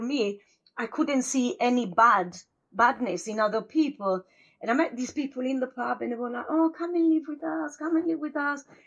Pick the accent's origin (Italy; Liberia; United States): Italy; a village in northern Italy near Verona; English is a second language; moved away as an adult; also born or lived in London; now in United Kingdom; I'm from Italy, from a village of uh, 400 pound, well 400 pound, 400 people. Yeah. And my village, when I was young, wasn't even on the map